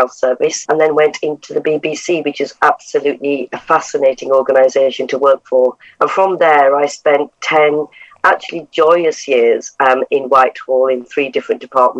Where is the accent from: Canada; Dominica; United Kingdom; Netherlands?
United Kingdom; Bradford, Yorkshire and the Humber; moved away; also born or lived in Leeds; I'm from Bradford. I went to school there, went to university in Leeds, and then I started my career out in the north of England.